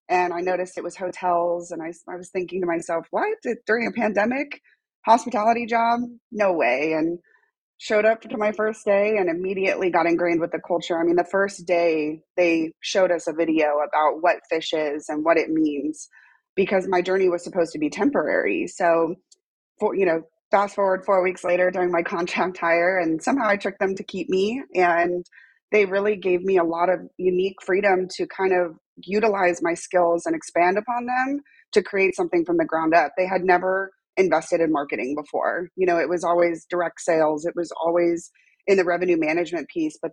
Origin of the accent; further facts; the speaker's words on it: Los Angeles, California, United States; moved away as an adult; now in Austin, United States; I actually am born and raised in Los Angeles